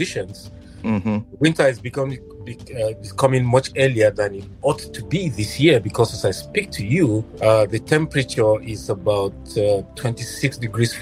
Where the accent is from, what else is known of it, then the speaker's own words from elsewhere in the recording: Katsina, Nigeria; moved away as an adult; now in United States; I was born in Katsina.